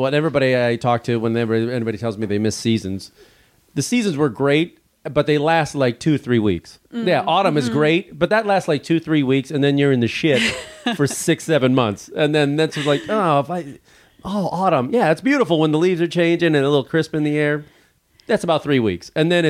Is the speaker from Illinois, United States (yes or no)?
yes; outside of Chicago, Illinois, United States; moved away; I grew up outside of Chicago